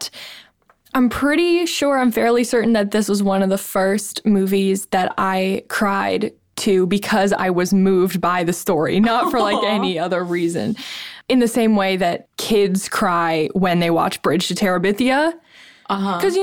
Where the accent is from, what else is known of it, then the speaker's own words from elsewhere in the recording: Ohio, United States; we're from Ohio.